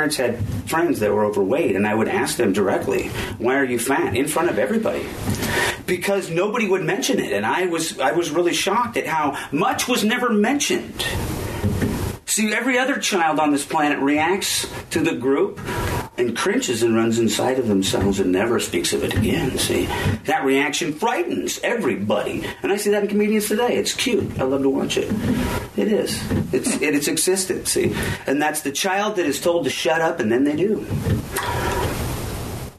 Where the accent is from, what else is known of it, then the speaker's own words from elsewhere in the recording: Aberdeen, Washington, United States; now in Olympia, United States; I'm from Aberdeen.